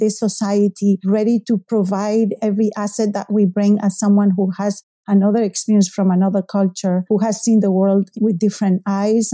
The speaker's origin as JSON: {"language": "English", "country": "Spain", "tie": "born or raised there", "second_language": "English", "moved": "as an adult", "lives_now": "Salem, United States", "said": "Spain. That's my native country. So I was featured in a couple of TV news shows in my hometown"}